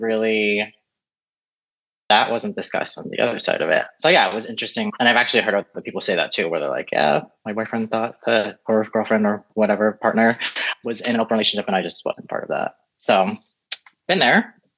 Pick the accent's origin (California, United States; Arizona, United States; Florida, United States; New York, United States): Florida, United States; also born or lived in San Francisco Bay Area; now in Los Angeles, United States; I was born in the Bay Area, grew up in Florida